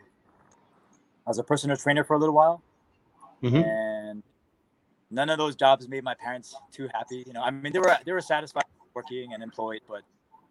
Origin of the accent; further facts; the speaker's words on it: Aiea, Hawaii, United States; I grew up in Oahu, in Hawaii, a city named Aiea, which is fairly close to Pearl Harbor.